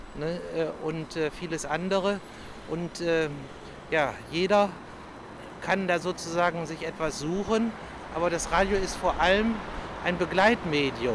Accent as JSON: {"language": "German", "town": "Bad Harzburg", "region": "Lower Saxony", "country": "Germany", "said": "ich komme aus Bad Harzburg"}